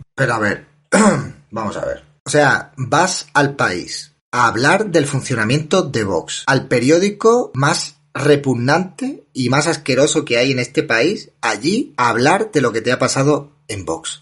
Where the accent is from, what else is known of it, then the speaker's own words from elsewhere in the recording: Andalusia, Spain; como andaluz